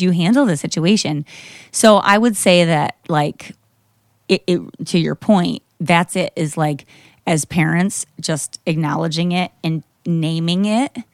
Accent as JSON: {"language": "English", "town": "Grand Haven", "region": "Michigan", "country": "United States", "tie": "born or raised there", "moved": "yes", "said": "I grew up in Grand Haven, which is Coast Guard City, U S"}